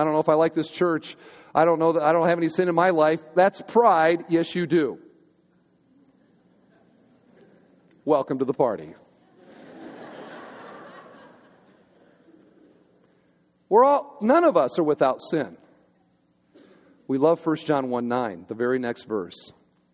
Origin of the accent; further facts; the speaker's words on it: United States; also born or lived in Crown Point, Indiana; We're Americans.